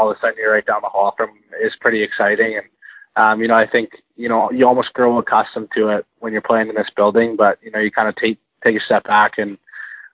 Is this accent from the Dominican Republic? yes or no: no; Airdrie, Alberta, Canada; also born or lived in Kelowna, British Columbia / Calgary, Alberta; now in Edmonton, Canada; I'm from Airdrie, Alberta. I grew up there until I was about 13, summer of 13, I moved away to Kelowna, played a year of hockey in Kelowna and came back and was in South Calgary with my father